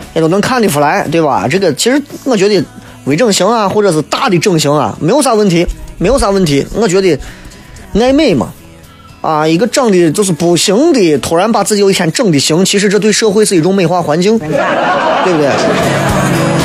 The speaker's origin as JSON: {"language": "Chinese", "town": "Xi'an", "region": "Shaanxi", "country": "China", "said": "我们西安人的面"}